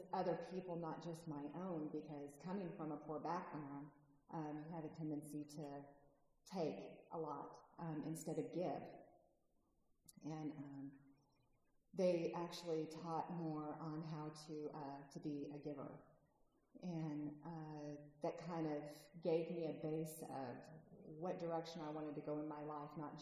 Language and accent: English; California, United States; moved away; I'm originally from California